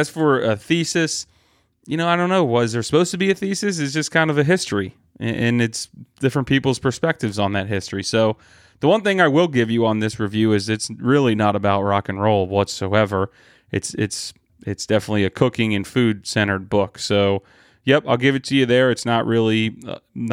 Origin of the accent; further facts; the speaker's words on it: Columbus, Ohio, United States; here in my hometown